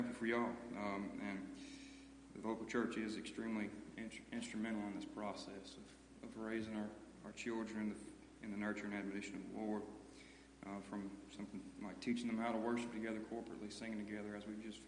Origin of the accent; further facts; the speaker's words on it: United States; moved away as an adult; now in Danville; we grew up in Goldon, moved out to Danville here about 1.5 years ago